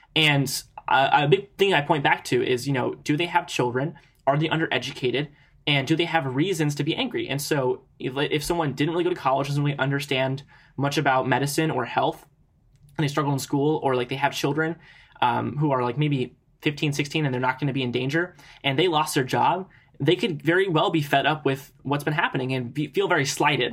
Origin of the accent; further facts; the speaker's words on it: Ohio, United States; my home state